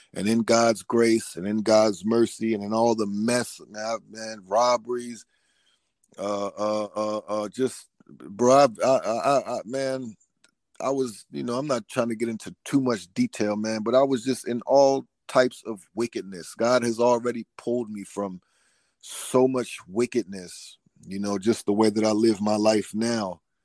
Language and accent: English; Newport News, Virginia, United States; now in Atlanta, United States; I'm from Newport News, Virginia. Right now, I'm living in Georgia, though, in the Atlanta area